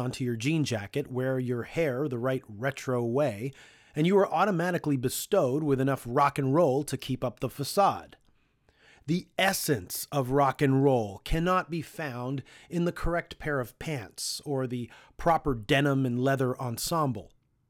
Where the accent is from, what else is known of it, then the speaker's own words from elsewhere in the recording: Toronto, Ontario, Canada; There have often been times when someone on the road finds out we're from Toronto and asks us if we know Dan Burke.